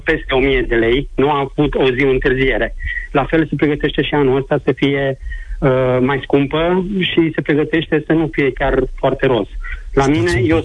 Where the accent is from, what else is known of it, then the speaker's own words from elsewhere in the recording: Timișoara, Timiș County, Romania; din Timișoara, zona Torontal. Uh, spun asta fiindcă m-am născut aici în zonă, părinții mei sunt de aici, bunicii, străbunicii